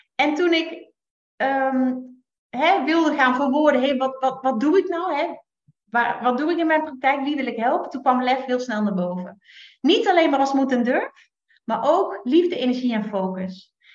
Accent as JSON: {"language": "Dutch", "region": "Limburg", "country": "Netherlands", "also_born_or_lived": "Utrecht / North Brabant", "moved": "yes", "lives_now": "Drenthe, Netherlands", "said": "als Limburgse"}